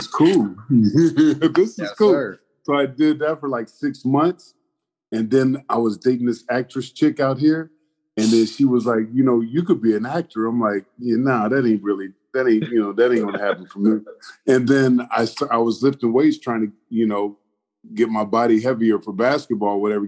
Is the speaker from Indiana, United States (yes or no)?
yes; Indianapolis, Indiana, United States; moved away as an adult; now in Los Angeles, United States; I was born and raised there in Indianapolis